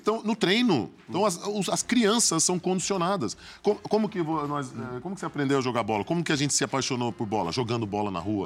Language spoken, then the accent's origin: Portuguese; Santos, São Paulo, Brazil; also born or lived in New York; somos de Santos